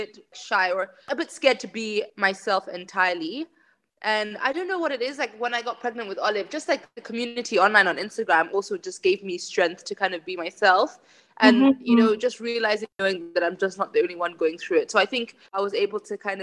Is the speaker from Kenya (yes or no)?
yes; Kenya; I was born and raised in Kenya